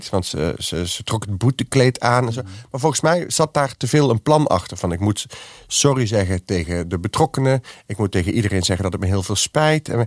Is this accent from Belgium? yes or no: no; Amsterdam, North Holland, Netherlands; En ik kom uit de Jordaan.